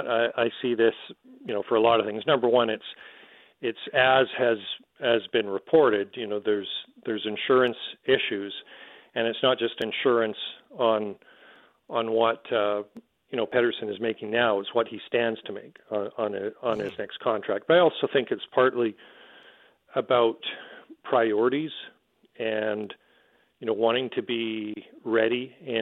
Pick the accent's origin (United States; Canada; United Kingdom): Canada; as a Canadian